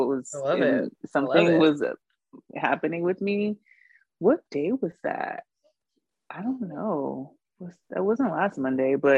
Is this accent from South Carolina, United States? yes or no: yes; Charleston, South Carolina, United States; I grew up in West Ashley